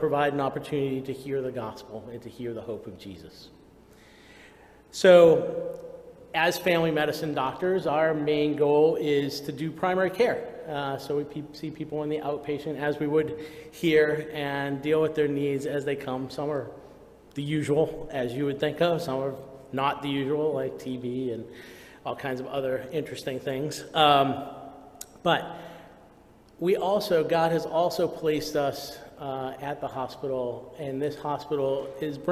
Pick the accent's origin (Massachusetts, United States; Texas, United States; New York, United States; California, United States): Massachusetts, United States; Lynn; moved away as an adult; now in Kenya; I grew up in Lynn, which is, you know, not so far either